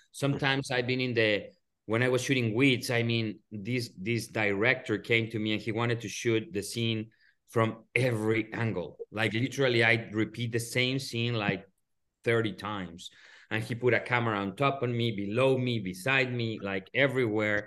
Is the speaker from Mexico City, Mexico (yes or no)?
yes; Mexico City, Mexico; moved away as an adult; now in Los Angeles, United States; I'm from Mexico City, so I came to the, to the U S, U S in ninety-six, ninety-seven